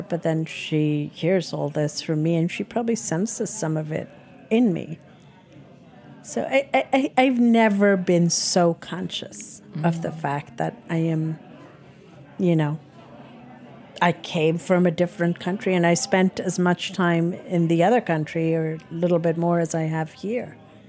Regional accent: India; You know, I'm Indian. But that, it changes day to day, but that feeling stays, you know, that I am Indian.

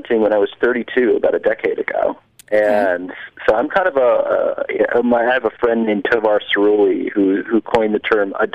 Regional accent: New Jersey, United States; moved away as an adult; also born or lived in Minnesota; I grew up in New Jersey

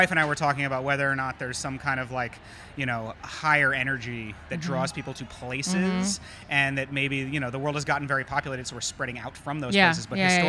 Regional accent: the North, United States; growing up in the North and having parents who were activists.

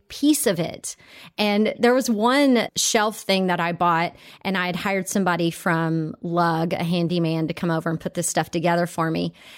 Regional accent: Texas, United States; also born or lived in Italy; now in California, United States; I grew up in Texas, and I moved off to Italy.

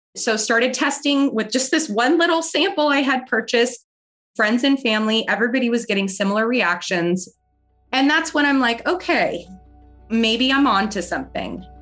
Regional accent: San Diego, California, United States; moved away as an adult; now in Florida, United States; I grew up in San Diego, California

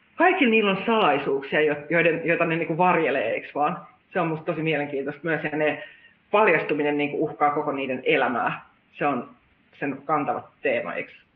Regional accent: Pori, Satakunta, Finland; moved away; Koska olen itsekin Porista kotoisin

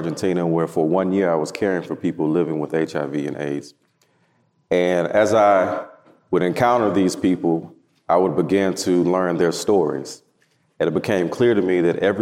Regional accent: Houston, Texas, United States; I am from Houston, Texas, born and raised

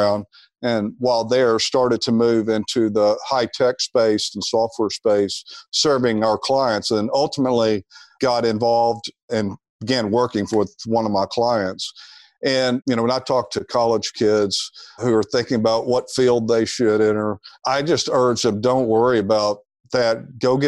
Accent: Little Rock, Arkansas, United States; also born or lived in Dallas / New Jersey; now in Austin, United States; I grew up in Little Rock, Arkansas

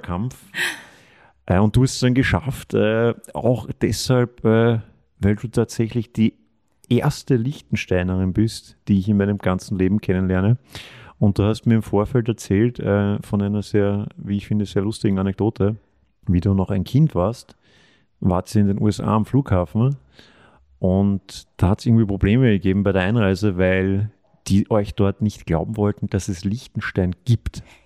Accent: Austria; die ich oft als Österreicher gestellt bekomme

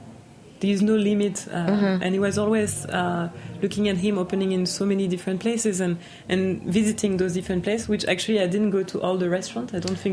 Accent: New York, United States; born there; I was born pretty much in a hotel also, so I was born in New York.

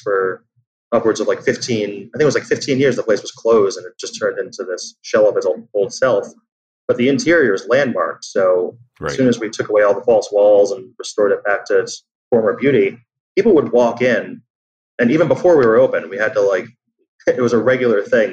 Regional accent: New York City, New York, United States; I'm from New York

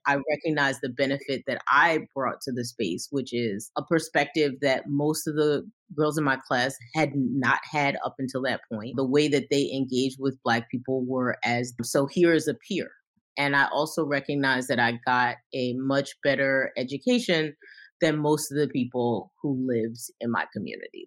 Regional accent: New York City, New York, United States; I came from Brooklyn

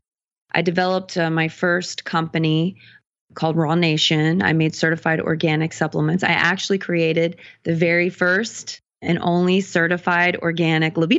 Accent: the South, United States; moved away as an adult; now in Los Angeles, United States; I'm from the South, born and raised, you know, a little bit more conservative area

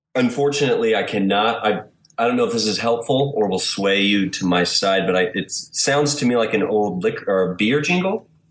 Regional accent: Wichita, Kansas, United States; now in Kansas City, United States; in Wichita, Kansas.

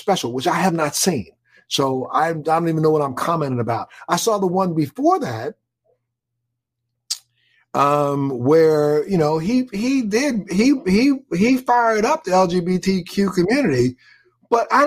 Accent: Baltimore, Maryland, United States; moved away; I'm from Baltimore. I'm a Baltimore boy

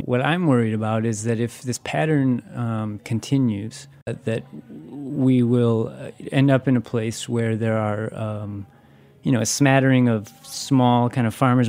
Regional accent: Wisconsin, United States; You know, I'm from Wisconsin.

